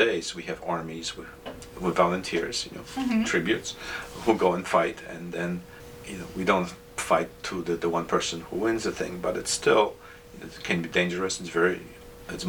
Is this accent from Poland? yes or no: yes; Poland; moved away; I grew up in Poland, right, and country that was occupied